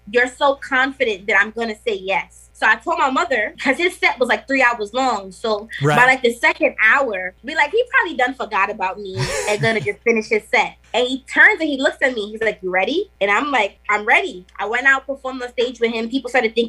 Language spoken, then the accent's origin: English; New York City, New York, United States; also born or lived in Trinidad and Tobago; I was born in New York. So it's like that authenticity is there on both ends. I'm fully invested in my culture. Damn near grew up in Trinidad. And then it's like I'm from Brooklyn